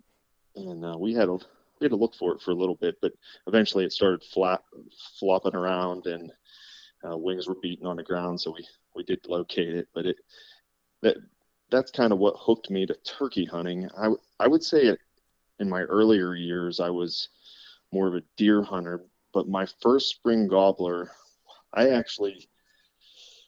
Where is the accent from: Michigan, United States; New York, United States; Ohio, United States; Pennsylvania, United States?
Pennsylvania, United States; Clearfield County; I grew up here in Clearfield County and still reside about 5 miles away from where I grew up.